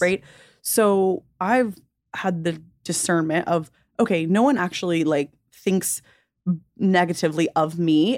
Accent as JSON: {"language": "English", "region": "the South", "country": "United States", "tie": "born or raised there", "said": "growing up in the South"}